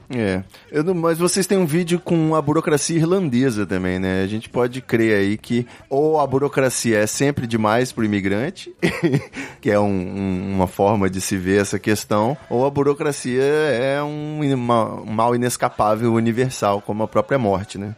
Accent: Rio de Janeiro, Brazil; now in Espírito Santo, Brazil; eu sou carioca, né? Moro aqui no Espírito Santo

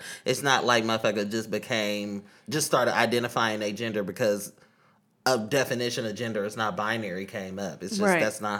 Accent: Oakland, California, United States; Pronouns he, him. I'm from Deep East Oakland, California.

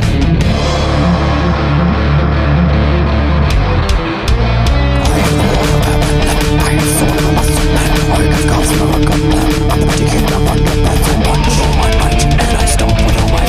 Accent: Knoxville, Tennessee, United States; I'm from Knoxville, Tennessee.

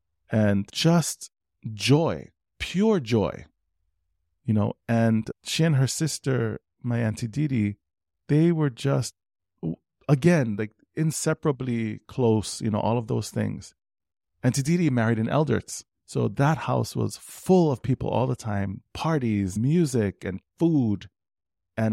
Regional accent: Kona, Hawaii, United States; And so we're … from Kona, but we don't have, you know, sort of German European blood.

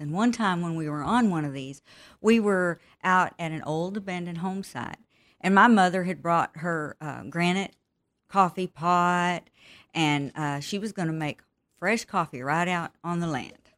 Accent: Texas, United States; also born or lived in Pecos, Texas / Midland, Texas / Brady, Texas; I grew up in Texas. Uh, I was born in the small town of Pecos, Texas. And, of course, I have moved all over Texas 'cause my dad was in the oil field. And we, we lived, uh, most of my teenage years in Midland, Texas

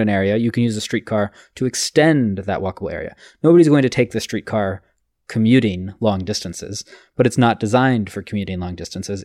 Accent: Los Angeles, California, United States; I'm from Los Angeles

